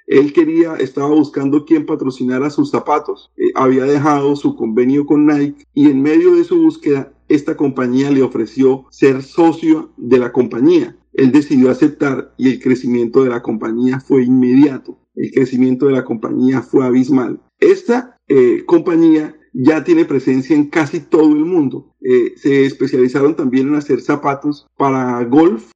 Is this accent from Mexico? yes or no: no; Colombia; now in Orlando, United States; cuando los colombianos y en general cuando los latinoamericanos venimos a los Estados Unidos